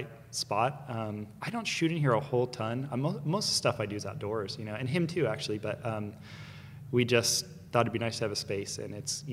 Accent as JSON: {"language": "English", "town": "Ojai", "region": "California", "country": "United States", "tie": "born or raised there", "also_born_or_lived": "Texas", "moved": "yes", "said": "I grew up in Ojai, California, which is like a country town a little north, like kind of near Santa Barbara, Ventura"}